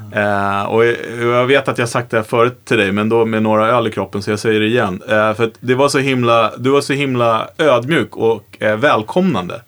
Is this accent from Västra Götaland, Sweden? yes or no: no; Vaxholm, Stockholm County, Sweden; jag kommer från Vaxholm